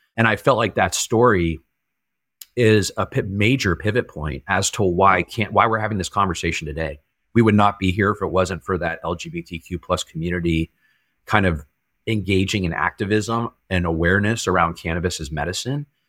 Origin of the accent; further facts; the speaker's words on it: El Dorado Hills, California, United States; also born or lived in San Jose, California; up until you know like the age of nine or so i was in san jose and then my family moved up to a suburb of sacramento uh, called el dorado hills